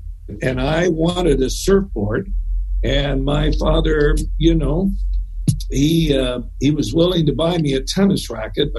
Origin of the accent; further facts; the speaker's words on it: Southern California, United States; moved away as an adult; also born or lived in Arcadia, California / San Francisco, California; I grew up in Southern California